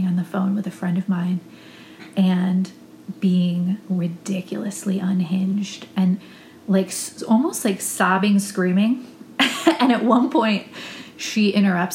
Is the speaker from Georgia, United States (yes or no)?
no; Ohio, United States; moved away as an adult; now in Austin, United States; I had to get a master's degree in my home state of Ohio to renew my teaching license